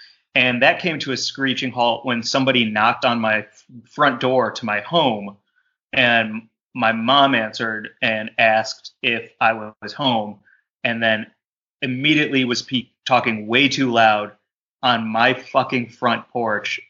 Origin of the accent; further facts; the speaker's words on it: St. Louis, Missouri, United States; also born or lived in Chicago; now in Los Angeles, United States; I lived in Chicago for a really long time before I moved to LA, but growing up in St. Louis